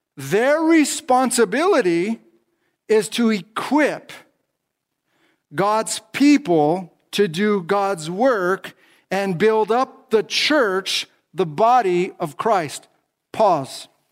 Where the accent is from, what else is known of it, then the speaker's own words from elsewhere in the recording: Los Angeles County, California, United States; I'm from Los Angeles County, California